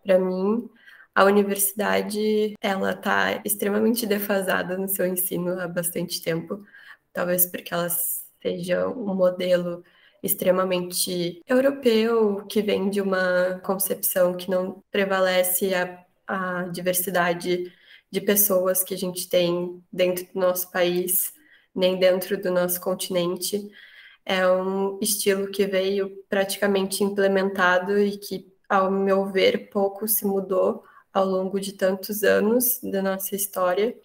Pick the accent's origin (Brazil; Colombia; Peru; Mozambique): Brazil; Porto Alegre, Rio Grande do Sul; sou de Porto Alegre, estudo na URGS